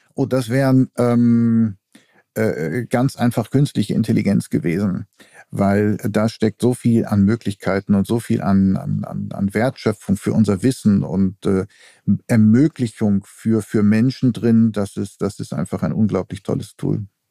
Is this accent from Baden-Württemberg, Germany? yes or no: no; Essen, North Rhine-Westphalia, Germany; also born or lived in Denmark; now in Berlin, Germany; ich bin ja auch in Essen groß geworden und das ist ja Ruhrgebiet